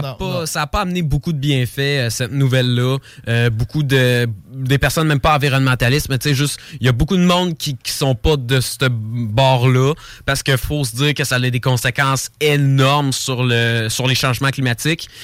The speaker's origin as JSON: {"language": "French", "town": "Lévis", "region": "Quebec", "country": "Canada", "tie": "born or raised there", "said": "Oui, je suis ici depuis toute ma vie. Je suis né à Lévis"}